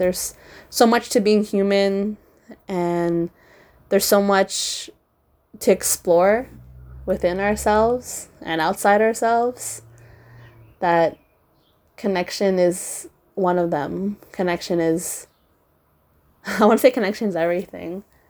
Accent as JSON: {"language": "English", "country": "Philippines", "said": "for those of you who don't know, I am Filipino, super proud, as I wasn't very proud growing up"}